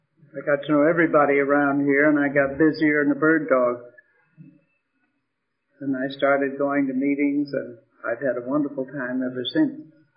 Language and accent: English; New York, United States; I'm from New York